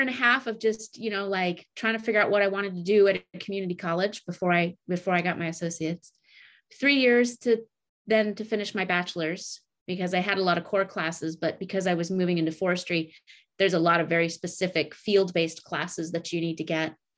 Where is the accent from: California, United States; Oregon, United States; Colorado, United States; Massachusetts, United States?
Oregon, United States; Oregon Coast Range, United States; also born or lived in Montana; I grew up in the Oregon Coast Range here